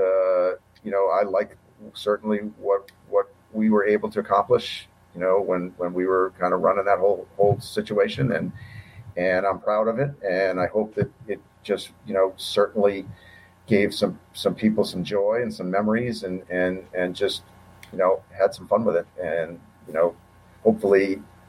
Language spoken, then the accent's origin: English; Boston, Massachusetts, United States; I grew up in Boston